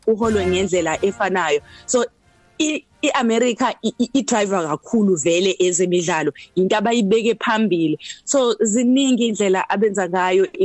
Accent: South Africa

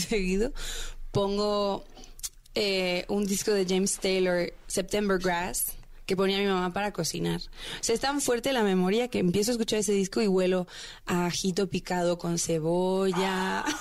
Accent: Veracruz, Mexico; moved away as an adult; now in Mexico City, Mexico; Llevo seis años en la Ciudad de México. Yo soy de Veracruz.

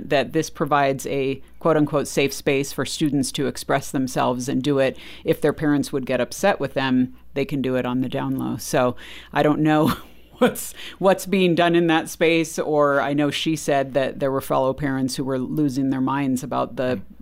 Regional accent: Texas, United States; Well, of course, I'm a Christian, I'm Texan, you know, or whatever.

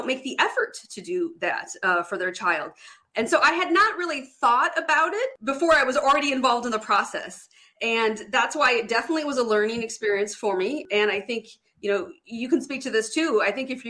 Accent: Detroit, Michigan, United States; I grew up in Detroit, Michigan, like the heart of Detroit

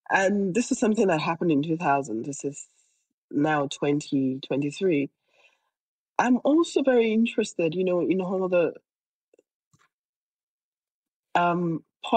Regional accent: Nigeria; my home state in Nigeria

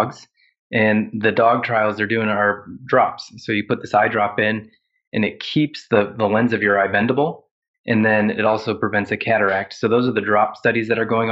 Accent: Ohio, United States; now in South Carolina, United States; And I grew up in Ohio, which is in the northern half of the United States.

